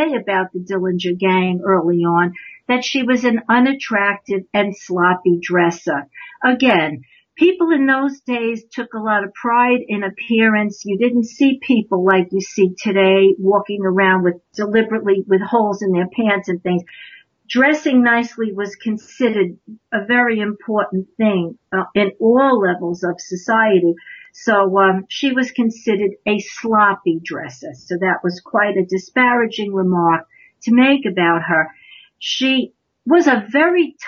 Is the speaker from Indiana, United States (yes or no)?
no; New York, United States; I'm from New York, so I say aunt, not aunt